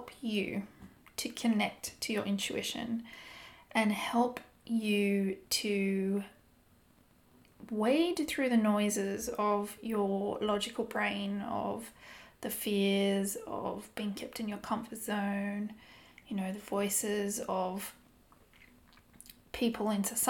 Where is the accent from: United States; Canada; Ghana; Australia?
Australia; moved away as an adult; now in London, United Kingdom; I'm originally from Australia. I have been living in London the past almost 10 years.